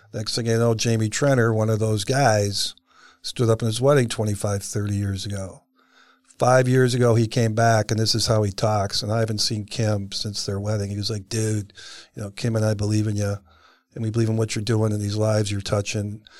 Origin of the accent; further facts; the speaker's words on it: Cleveland, Ohio, United States; I grew up in Cleveland, Ohio in the sixties and seventies